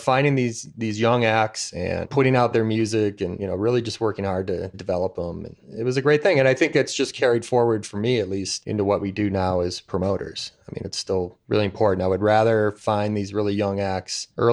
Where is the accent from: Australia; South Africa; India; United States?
United States; Milwaukee, Wisconsin; I grew up in Milwaukee